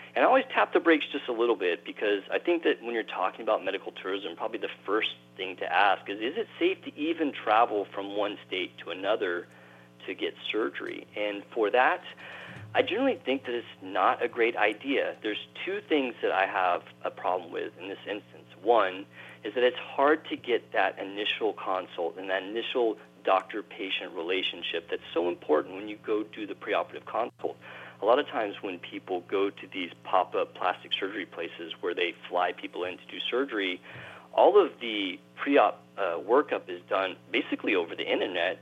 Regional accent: Texas, United States; I grew up in Texas

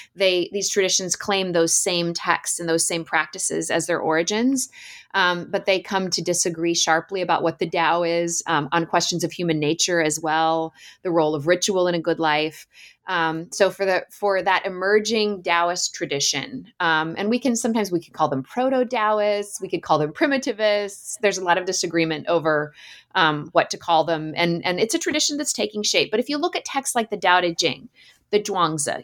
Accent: Alaska, United States; So I grew up in Alaska and spent a lot of time playing in the woods in the summers

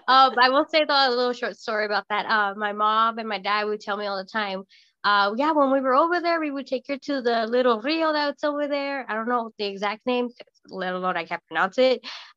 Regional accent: Arizona, United States; born there; also born or lived in Germany; even though I was born in Arizona, my dad was in the military, so I'm technically an army brat, so I've been a little bit of everywhere.

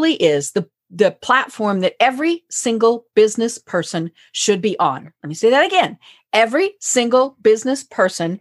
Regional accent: Colorado, United States; I'm from Colorado

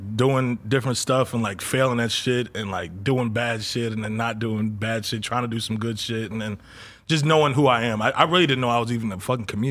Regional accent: Gwinnett County, Georgia, United States; also born or lived in Maryland; I'm from Gwinnett in Georgia

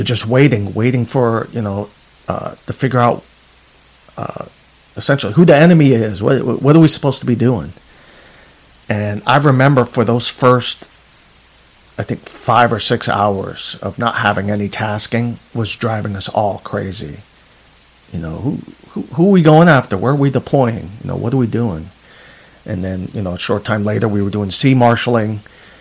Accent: New York City, New York, United States; moved away as an adult; also born or lived in San Diego; I'm from Queens, New York, so I used to stare at those towers daily

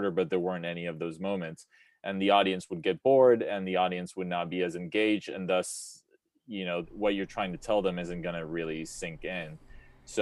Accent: Israel; I'm personally from Israel

